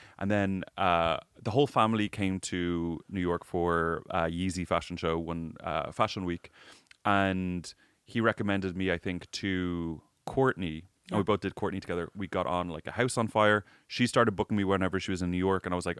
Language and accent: English; Ireland; I didn't have a great experience growing up in Ireland.